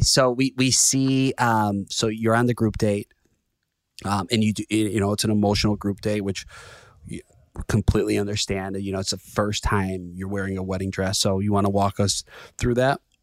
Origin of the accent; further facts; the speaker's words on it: Chicago, Illinois, United States; I'm from Chicago